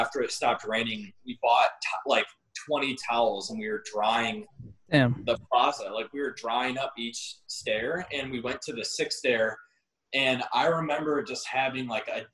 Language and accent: English; Northville, Michigan, United States; I grew up in Northville, which is right by Vans of Novi